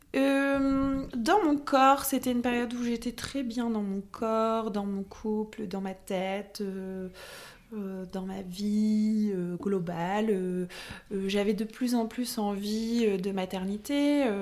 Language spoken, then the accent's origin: French; Lille, Hauts-de-France, France; also born or lived in Paris; j'ai quitté Lille